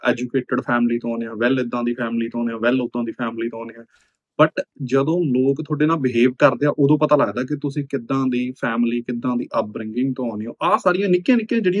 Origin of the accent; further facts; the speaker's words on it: Jagraon, Punjab, India; ਉਹ ਸਾਡੇ ਸ਼ਹਿਰ ਦੀ ਬੋਲੀ ਹੈ ਤੇ ਮੈਂ ਜਗਰਾਉਂ ਤੋਂ ਬਿਲੋਂਗ ਕਰਦਾ ਹਾਂ